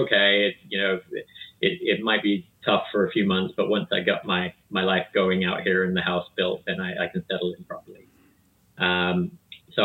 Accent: South Africa; moved away as an adult; also born or lived in New Jersey, United States; now in Pasadena, United States; I was born and raised in South Africa of two British parents in the late 1970s

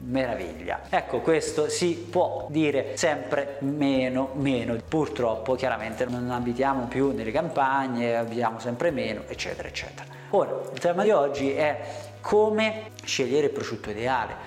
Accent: Italy; noi italiani

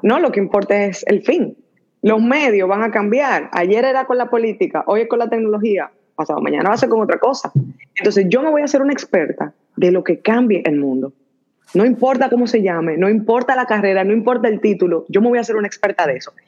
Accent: Dominican Republic; moved away as an adult; also born or lived in Washington, D.C., United States / Silicon Valley, United States; now in United States; estudié, crecí en República Dominicana

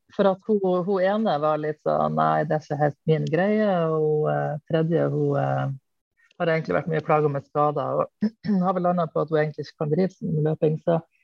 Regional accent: Hamarøy, Nordland, Norway; also born or lived in Mo i Rana; now in Bærum, Norway; Bor i Bærum. Eh, men jeg er opprinnelig fra Nord-Norge nærmere bestemt Hamarøy

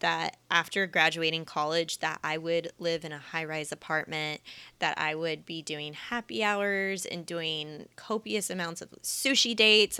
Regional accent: Kansas City, United States; moved away as an adult; also born or lived in San Diego, United States; now in Los Angeles, United States; I am a Midwestern millennial. I grew up in Kansas City, and for the past almost eight years now, I've been living in Southern California, primarily in San Diego

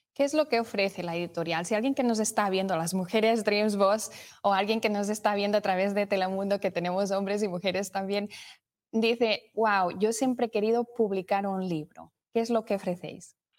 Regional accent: Spain; now in Indianapolis, United States; nos conectamos con España, con mi tierra

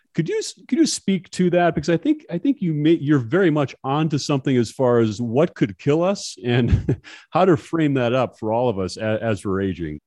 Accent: Hoffman, Minnesota, United States; I grew up in Hoffman, Minnesota, about three, eh, two and a half, three hours away from the Twin Cities

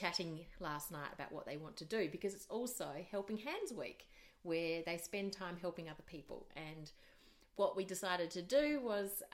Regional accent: Australia; moved away as an adult; also born or lived in Asia; I'm Australian, I'm married to a Kiwi

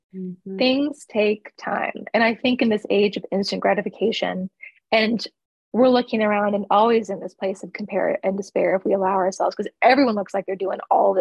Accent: East Coast, United States; now in Central Coast of California, United States; I'm Greek and I'm from the East Coast

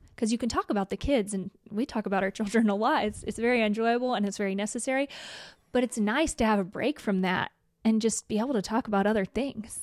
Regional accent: Idaho, United States; I'm from Idaho

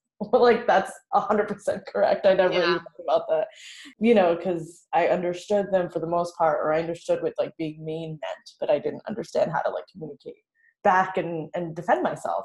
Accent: New Orleans, Louisiana, United States; So I was born in New Orleans and my parents immigrated over here from Vietnam in late 70s, early 80s.

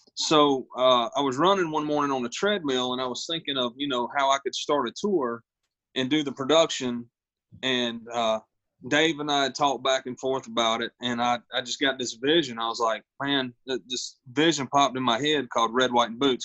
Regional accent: Ninety Six, South Carolina, United States; whenever I was growing up, I, I, come from a little town called 96, South Carolina

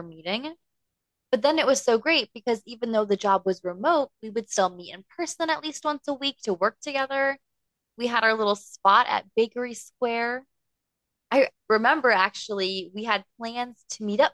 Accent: Chicago, Illinois, United States; I'm from the Chicago area

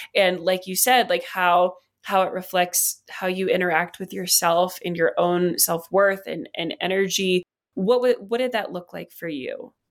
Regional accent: West Virginia, United States; I grew up in West Virginia, and so there was a lot of, um, it's one of the poorest states in the country

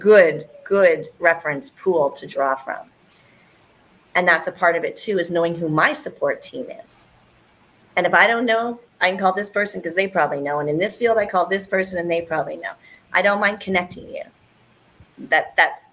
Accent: Canada; I'm Canadian

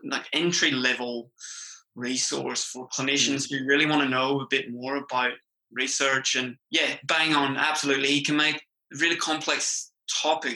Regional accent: Ireland; accent: Irish; moved away as an adult; now in Australia; I'm Irish

